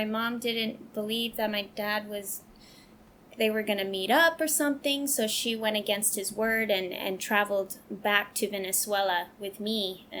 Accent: West Virginia, United States; also born or lived in Hawaii; And also, let's see, one of my other favorite places was growing up in West Virginia.

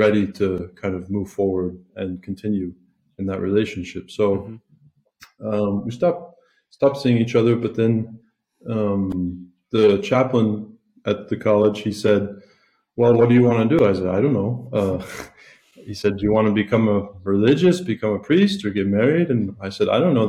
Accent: South Carolina, United States; moved away as an adult; now in Italy; I'm originally from South Carolina. I grew up not Catholic

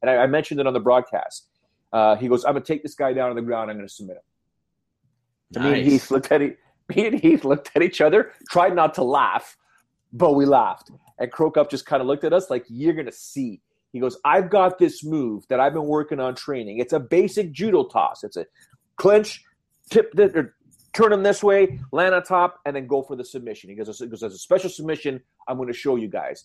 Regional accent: Canada; accent: Canadian; I sound too Canadian

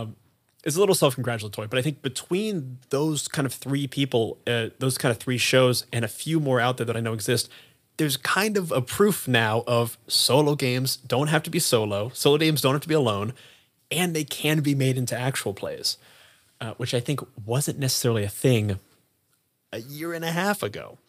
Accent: Columbus, Ohio, United States; I'm from Ohio.

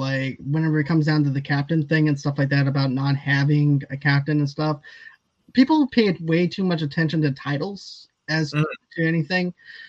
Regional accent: Boston, Massachusetts, United States; Well, I'm from Boston, so.

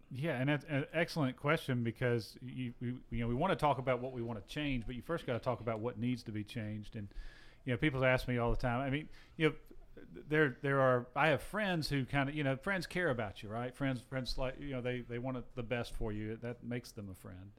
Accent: Gainesville, Georgia, United States; also born or lived in Alpharetta, Georgia; I'm a sixth generation Georgian. I grew up in Gainesville, Georgia, the poultry capital of the world.

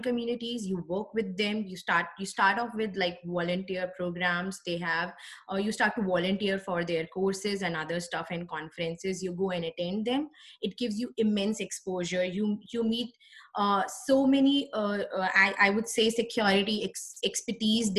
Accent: New Delhi, Delhi, India; moved away; this was one university in my hometown, that's New Delhi, the capital of India

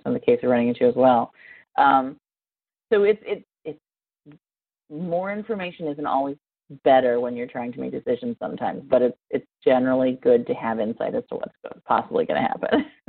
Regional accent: near Columbus, Ohio, United States; Columbus, Ohio, which is uh, near my hometown

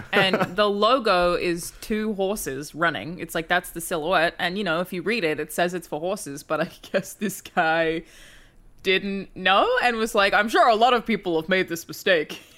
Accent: Australia; moved away; I'm Australian

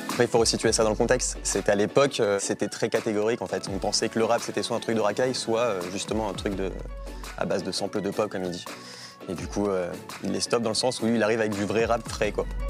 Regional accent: France; je, sais que je suis français, je suis né en France

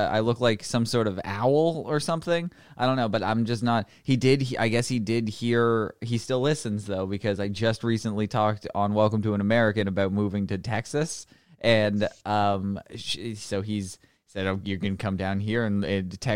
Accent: Canada; I'm not. I'm not gay. I'm just Canadian.

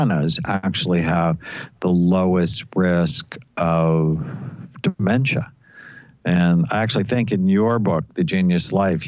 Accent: Los Angeles, California, United States; I grew up in Southern California. I grew up in the San Fernando Valley where we had smog days

